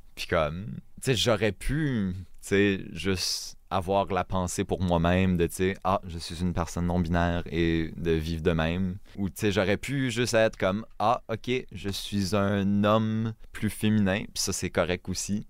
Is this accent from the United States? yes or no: no; northern New Brunswick, Canada; first language French; je parle pas le chiac, je viens du Nord